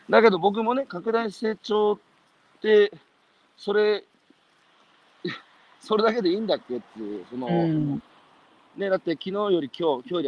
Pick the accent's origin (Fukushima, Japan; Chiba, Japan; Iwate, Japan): Iwate, Japan; Hanamaki; born or raised there; accent: Iwate dialect